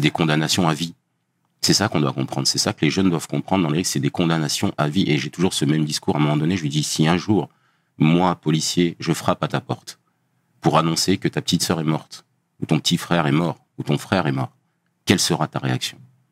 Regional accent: Dijon, Bourgogne-Franche-Comté, France; moved away as an adult; now in Paris region, France; je viens de Bourgogne, d'une ville qui s'appelle Dijon

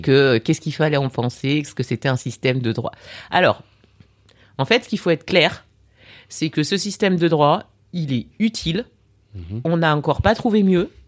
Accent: France; moved away as an adult; also born or lived in Burkina Faso / Lyon, France / Paris, France; now in Abidjan, Côte d'Ivoire; je suis née en France. D'accord. J'ai vécu une petite partie de, mon enfance en Afrique. Ensuite, je suis rentrée en Au France

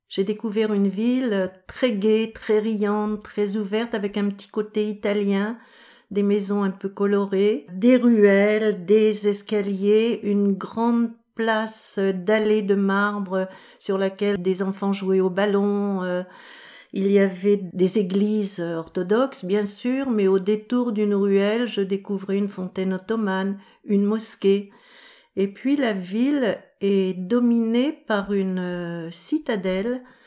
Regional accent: Paris, Île-de-France, France; Je viens de Paris

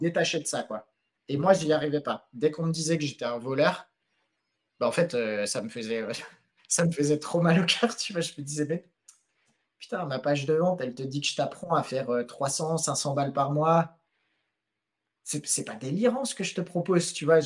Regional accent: France; moved away as an adult; also born or lived in Philippines

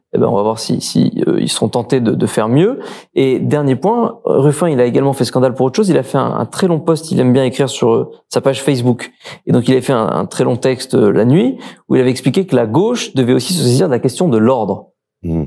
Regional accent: Marseille, Provence-Alpes-Côte d'Azur, France; en tant que Marseillais

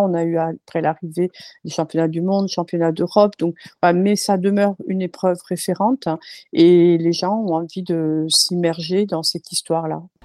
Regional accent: Bourges, Centre-Val de Loire, France; moved away as an adult; also born or lived in Rodez; now in Millau, France; on est originaire du centre de la France, donc euh, de, Bourges

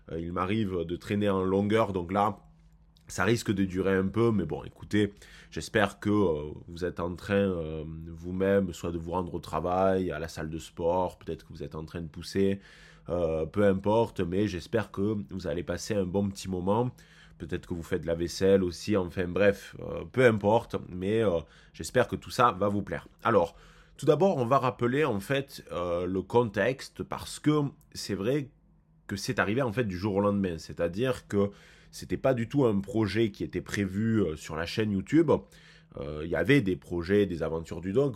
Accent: France; nous en tant que Français

